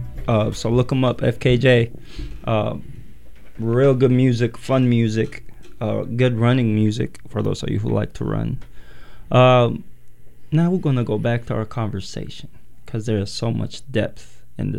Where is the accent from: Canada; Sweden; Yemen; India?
Yemen; now in United States; I'm Eritrean, born and raised in Yemen, and then moved to the U.S.